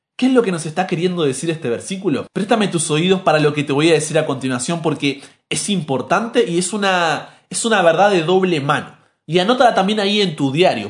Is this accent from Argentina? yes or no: yes; Argentina; soy argentino